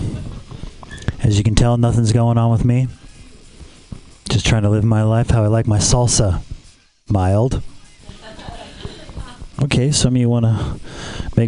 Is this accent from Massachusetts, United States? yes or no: no; Los Angeles, California, United States; I'm from Los Angeles